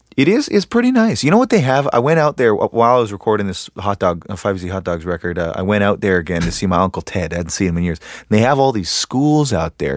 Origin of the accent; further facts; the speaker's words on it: Canada; I'm from Canada